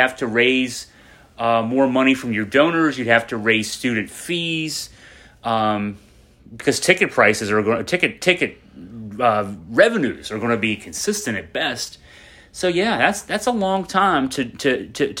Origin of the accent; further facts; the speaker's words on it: Western Virginia, United States; we're both from Western Virginia